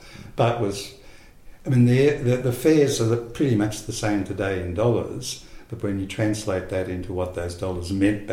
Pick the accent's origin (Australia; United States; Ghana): Australia; born or raised there; also born or lived in Sydney